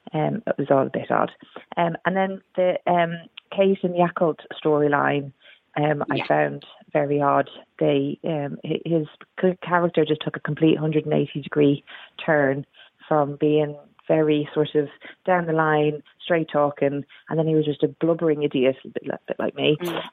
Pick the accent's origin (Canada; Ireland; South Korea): Ireland; Dublin, Leinster; now in Wirral, United Kingdom; I live up on the Wirral and I work as a paramedic, although I've been on mat leave forever, it feels. I moved over here from Ireland, from Dublin, 10 years ago